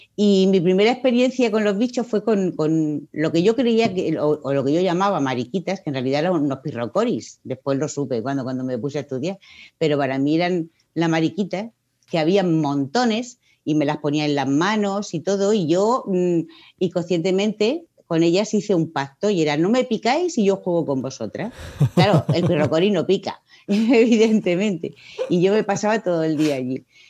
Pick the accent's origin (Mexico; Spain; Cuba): Spain; Murcia, Region of Murcia; soy de la primera promoción de aquí de Murcia